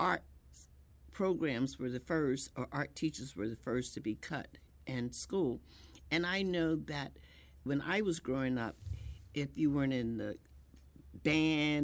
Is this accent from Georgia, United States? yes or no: no; Philadelphia, Pennsylvania, United States; now in Springfield, United States; I grew up in Philadelphia